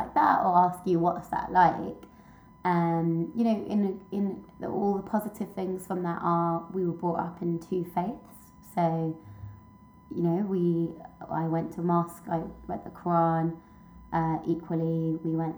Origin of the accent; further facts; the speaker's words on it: United Kingdom; also born or lived in Paris; born in the UK. I'm British, Pakistani, and Indian